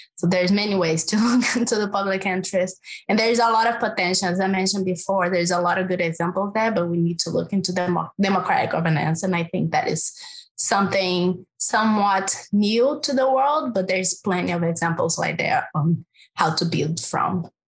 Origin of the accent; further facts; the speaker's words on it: Brazil; English is a second language; moved away; I'm from Brazil, in case people didn't notice my accent